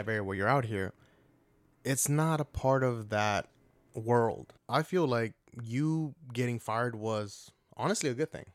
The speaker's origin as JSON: {"language": "English", "town": "Atlanta", "region": "Georgia", "country": "United States", "moved": "yes"}